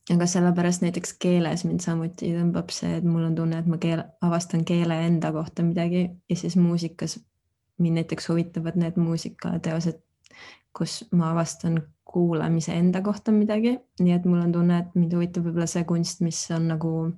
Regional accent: Tartu, Tartu County, Estonia; moved away as an adult; now in Berlin, Germany; ma olen Tartust pärit

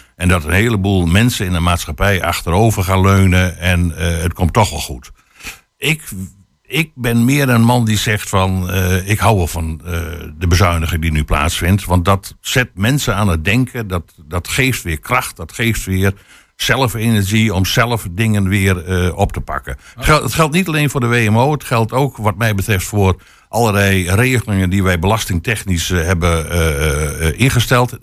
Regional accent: Friesland, Netherlands; now in Twente, Netherlands; ik ben geboren getogen in Friesland

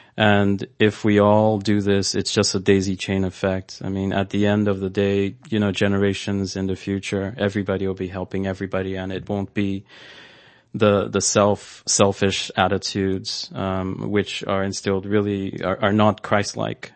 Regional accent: Nigeria; moved away; growing up in, in Nigeria, um, I did see a lot of poverty

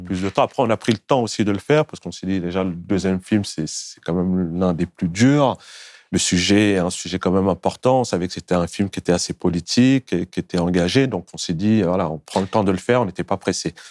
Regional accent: Montfermeil, Île-de-France, France; nous, on a grandi au Bosquet.

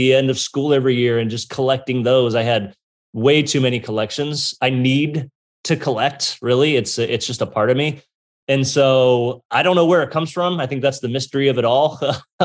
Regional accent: Bay Area, California, United States; I grew up in California. I grew up in the Bay Area here

